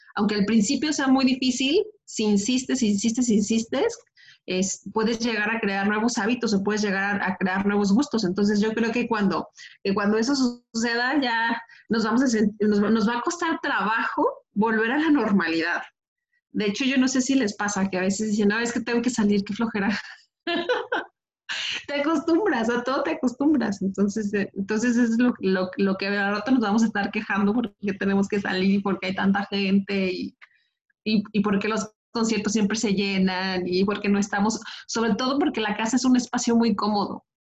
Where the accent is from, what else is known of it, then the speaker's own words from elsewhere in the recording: Michoacán, Mexico; now in Guadalajara, Mexico; Porque también soy de Michoacán